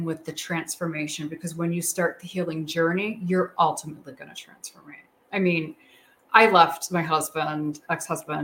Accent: Chicago, Illinois, United States; I'm from Chicago

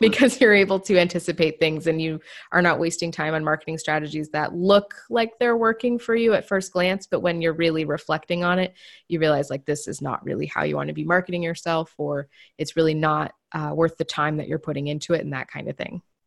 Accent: Maine, United States; moved away as an adult; now in New Hampshire, United States; I grew up in the, the deep woods of Maine.

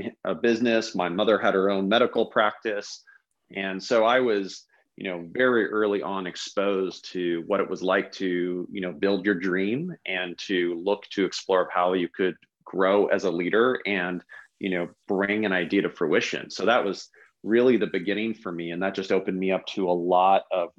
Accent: Palo Alto, California, United States; I grew up in Palo Alto as a young kid.

